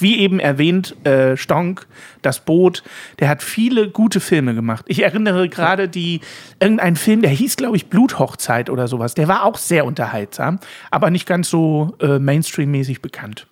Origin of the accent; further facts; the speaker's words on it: Ulm, Baden-Württemberg, Germany; Ich bin ja in Ulm aufgewachsen